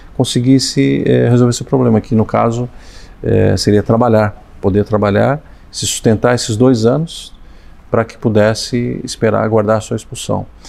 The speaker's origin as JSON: {"language": "Portuguese", "region": "São Paulo", "country": "Brazil", "tie": "born or raised there", "said": "Meu pai nos levava, primeiramente me levou na casa dos Açores, embora sendo é, é, madeirense. Depois ele me levou na, na, no, Arouca, São Paulo"}